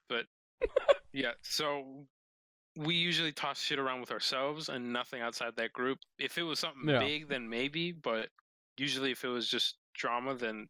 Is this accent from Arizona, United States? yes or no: no; near Chicago, Illinois, United States; Near Chicago.